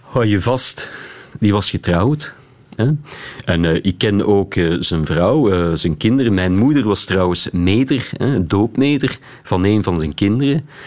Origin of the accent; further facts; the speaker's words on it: Beersel, Flanders, Belgium; ik ben opgegroeid in Beersel